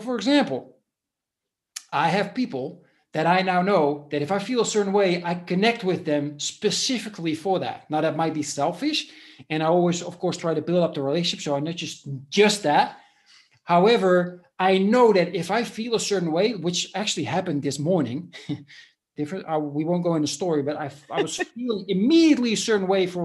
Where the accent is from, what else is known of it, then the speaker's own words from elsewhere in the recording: Netherlands; moved away as an adult; now in Spain; I was born in the Netherlands 10 years ago or a little bit more. I moved to Spain and I live here now.